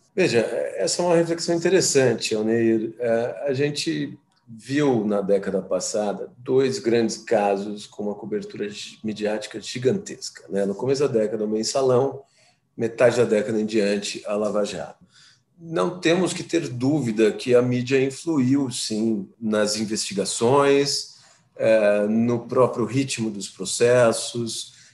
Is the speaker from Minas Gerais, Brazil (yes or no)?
no; São Paulo, Brazil; eu sou de São Paulo